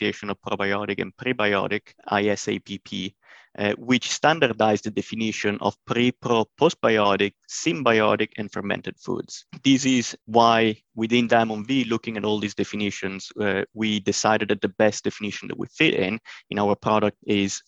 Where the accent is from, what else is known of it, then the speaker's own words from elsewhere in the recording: northern Italy, Italy; moved away as an adult; also born or lived in Illinois, United States; now in United States; I'm originally from Northern Italy, but I came in the US around 2014 to undergo my PhD studies at University of Illinois